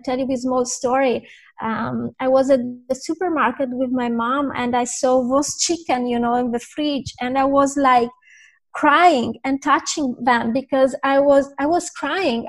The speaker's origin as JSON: {"language": "English", "country": "Italy", "said": "I'm from Italy"}